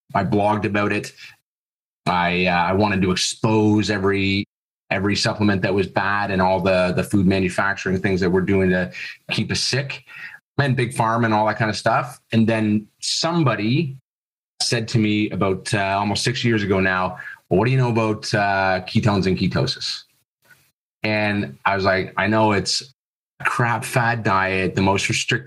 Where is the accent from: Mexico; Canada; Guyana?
Canada; Toronto area, Ontario; moved away as an adult; also born or lived in Florida, United States; now in Australia; I'm originally from Canada, Toronto area, moved to Florida